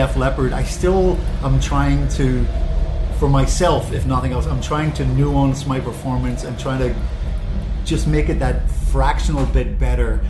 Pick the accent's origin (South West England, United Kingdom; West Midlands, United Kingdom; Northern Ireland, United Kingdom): Northern Ireland, United Kingdom; Belfast; I'm from Belfast